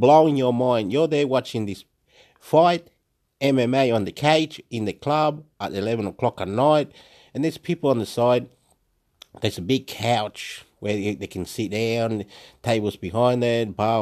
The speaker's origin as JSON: {"language": "English", "country": "Chile", "also_born_or_lived": "Illawarra, New South Wales, Australia", "moved": "yes", "lives_now": "Wollongong, Australia", "said": "I'm from Chile"}